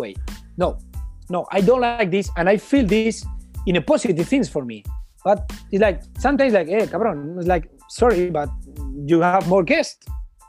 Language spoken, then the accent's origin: English; New York, United States; English is a second language; My friend, he's from Spain, he's here, I'm from New York.